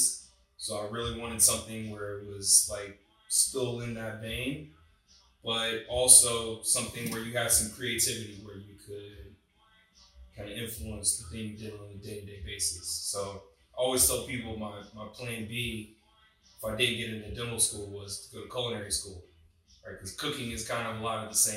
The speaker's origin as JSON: {"language": "English", "town": "Wilmington", "region": "North Carolina", "country": "United States", "tie": "born or raised there", "said": "I grew up in Wilmington, North Carolina, which is a coastal town."}